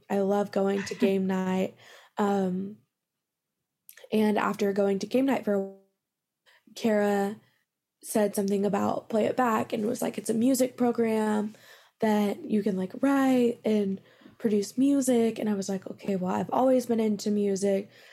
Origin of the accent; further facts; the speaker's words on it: Midland, Texas, United States; I'm originally from Midland, Texas